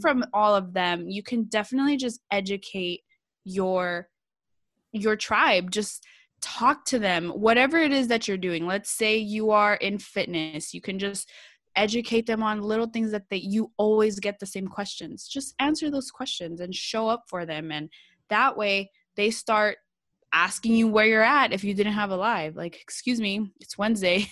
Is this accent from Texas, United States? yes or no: no; San Jose, California, United States; I'm from California. I'm from San Jose, Bay Area, like, we say hella out here